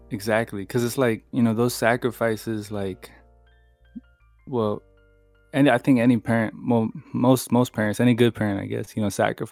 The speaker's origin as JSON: {"language": "English", "region": "California", "country": "United States", "tie": "born or raised there", "also_born_or_lived": "San Jose / Hollister / Fresno / Los Angeles", "said": "So I kind of like grew up all over California. Mm-hmm. I was born in San Jose, and then I was born in San Jose. I moved to Hollister, and then I moved to Fresno, and then I moved to Los Angeles"}